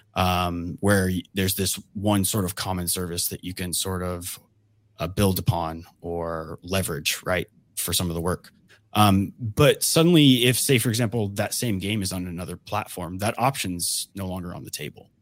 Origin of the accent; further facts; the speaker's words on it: Georgia, United States; I grew up in Georgia